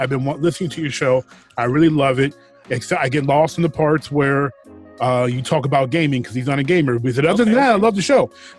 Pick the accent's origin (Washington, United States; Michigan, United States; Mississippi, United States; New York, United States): Michigan, United States; Detroit; I'm from Detroit.